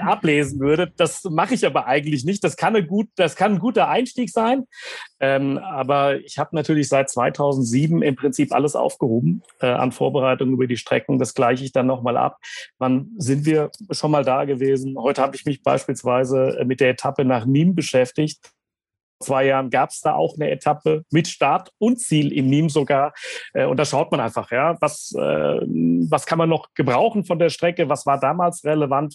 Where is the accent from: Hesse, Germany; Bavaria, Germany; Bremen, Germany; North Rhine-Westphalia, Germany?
Hesse, Germany; was ist die Hessen-Rundfahrt in meinem Heimatland